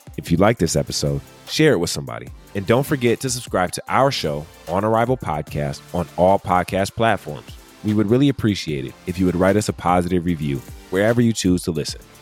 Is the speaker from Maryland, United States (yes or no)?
no; Michigan, United States; our home state of Michigan